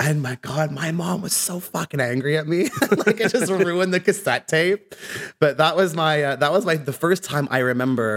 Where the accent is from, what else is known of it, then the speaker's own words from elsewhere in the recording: Ottawa, Ontario, Canada; moved away as an adult; also born or lived in England; now in Vancouver, Canada; when I went back to Canada, I went to high school in Ottawa